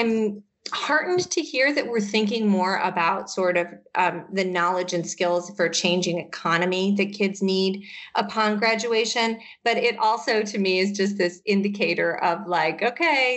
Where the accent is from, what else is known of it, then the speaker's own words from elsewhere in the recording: Michigan, United States; now in Massachusetts, United States; I grew up in Michigan